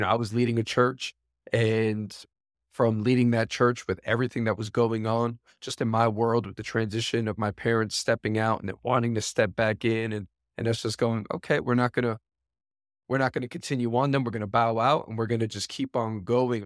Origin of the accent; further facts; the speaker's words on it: New York City, New York, United States; I am born and raised New York, born and raised in Queens, New York